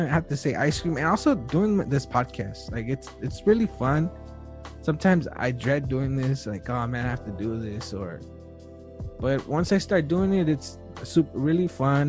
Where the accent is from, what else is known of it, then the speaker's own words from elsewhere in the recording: Wilmington, United States; I'm from Wilmington